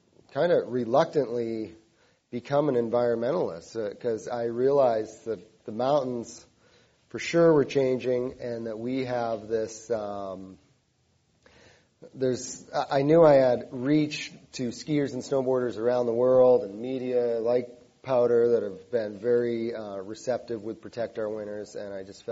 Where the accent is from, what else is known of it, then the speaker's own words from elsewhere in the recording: Cape Cod, Massachusetts, United States; growing up on Cape Cod